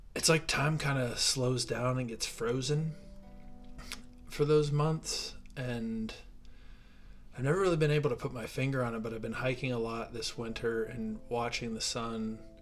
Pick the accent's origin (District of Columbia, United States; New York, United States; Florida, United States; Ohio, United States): Ohio, United States; moved away as an adult; now in Denver, United States; growing up in Ohio